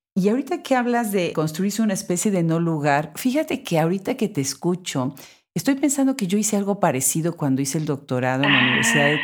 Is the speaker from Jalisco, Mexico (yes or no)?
no; Puebla, Mexico; also born or lived in Austin, Texas; Puebla, la ciudad de donde soy